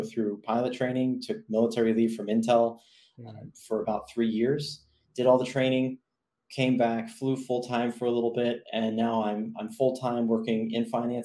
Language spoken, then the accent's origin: English; Phoenix, Arizona, United States; also born or lived in Philadelphia, Pennsylvania / South Jersey, New Jersey; I lived in the Phoenix area for a grand total of about 15 years. Grew up there, went to school there